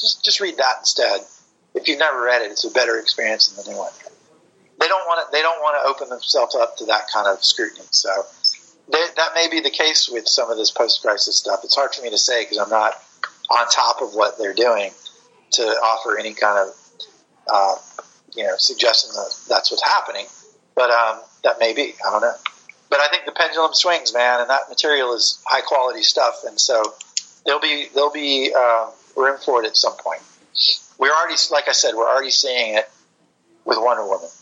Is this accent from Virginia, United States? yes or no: no; Florida, United States; I grew up in Florida